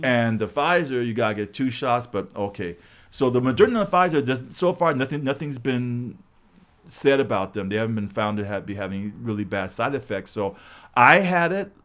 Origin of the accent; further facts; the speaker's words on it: Los Angeles, California, United States; I grew up, it was all, no trees, just all buildings